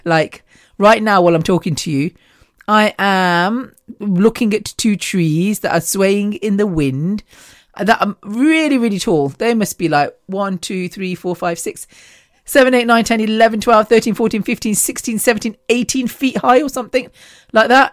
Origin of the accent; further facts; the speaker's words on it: the Midlands, England, United Kingdom; we're from the Midlands, so we're halfway central, central England, I guess.